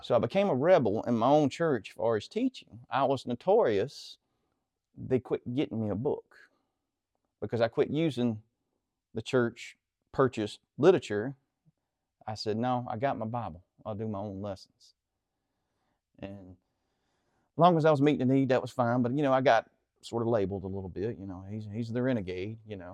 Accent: Central Mississippi, United States; I grew up here just behind Antioch in the woods

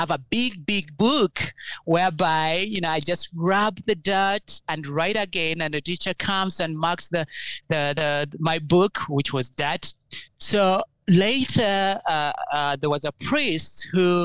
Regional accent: Uganda; growing up in Uganda was fun, but a little bit challenging

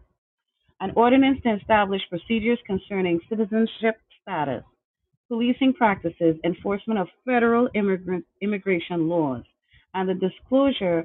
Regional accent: Trinidad & Tobago; now in New Haven, United States; I am from Trinidad and Tobago. I came here undocumented

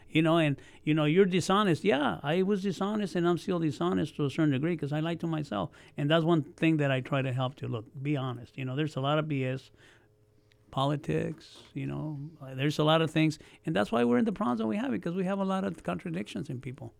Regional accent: Oxnard, California, United States; also born or lived in Mexico / Yuma, Arizona; we came to Oxnard because my dad was a farm worker. We came from Arizona. I was born in Mexico

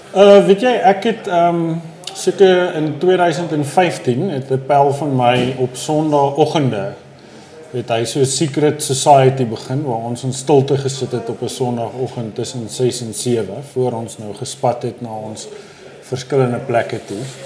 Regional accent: Johannesburg, Gauteng, South Africa; ek het bly al in hierdie neighborhood eh, vir amper 44 jaar

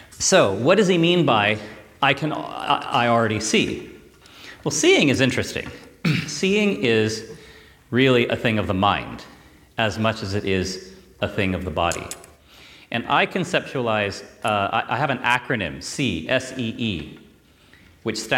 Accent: California, United States; I come from California, so I came 7,000 miles to uh, be here with you.

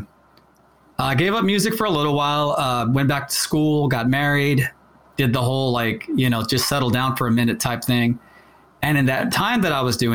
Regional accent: San Antonio, Texas, United States; We're from San Antonio, and we all started playing music back like in the early 90s

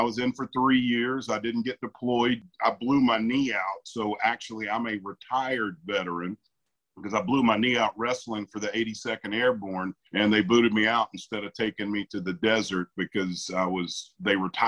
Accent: United States; I grew up in a small town that was very rural southern town in the Great Smoky Mountains.

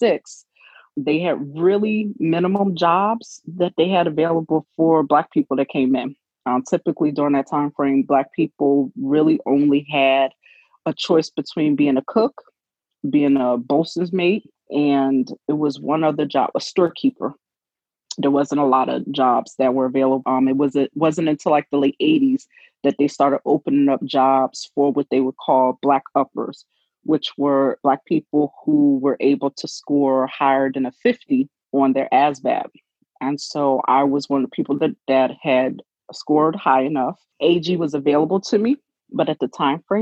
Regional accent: Philadelphia, Pennsylvania, United States; born or raised there

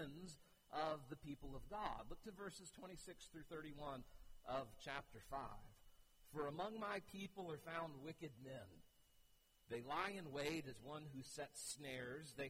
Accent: United States; as an American

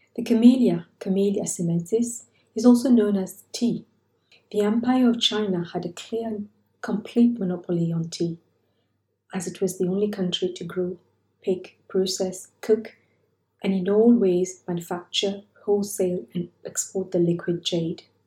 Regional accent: Mauritius; my growing up in Mauritius

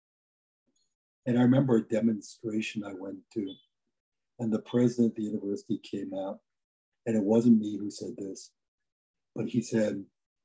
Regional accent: New York City, New York, United States; I grew up in the South Bronx, which is one of the poor

